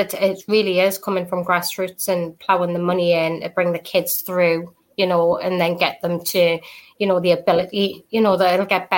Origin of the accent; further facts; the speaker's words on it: the North East, North East England, United Kingdom; I'm a kid, I'm 14 year old, and I'm from the Northeast